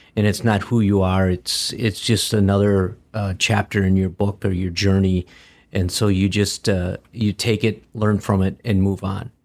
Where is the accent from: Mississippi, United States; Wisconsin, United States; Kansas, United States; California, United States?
Wisconsin, United States; Green Bay; now in Michigan, United States; I grew up in Wisconsin. I grew up in Green Bay.